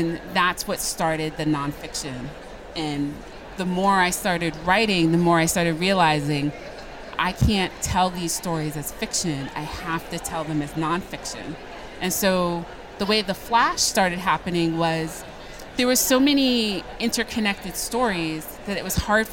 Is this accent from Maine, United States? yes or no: no; Woonsocket, Rhode Island, United States; growing up in Woonsocket, Rhode Island